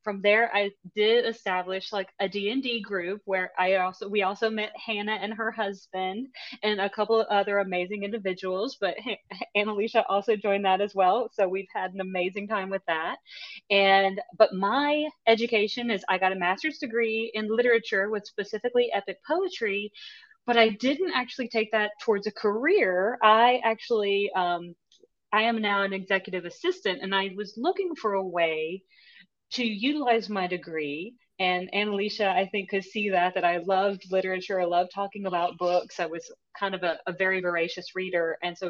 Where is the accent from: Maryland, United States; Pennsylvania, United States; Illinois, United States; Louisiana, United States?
Louisiana, United States; And I'm originally from Louisiana, but I've moved around quite a bit.